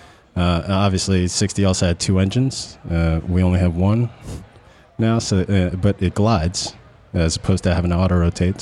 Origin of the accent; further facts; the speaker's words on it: Long Island, New York, United States; I grew up on Long Island